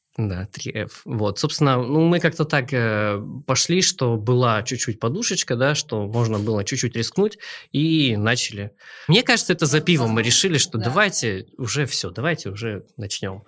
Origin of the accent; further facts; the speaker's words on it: Mezhdurechensk, Kemerovo Oblast, Russia; also born or lived in Novosibirsk; Сам я из Кемеровской области Кузбасс, город Междуреченск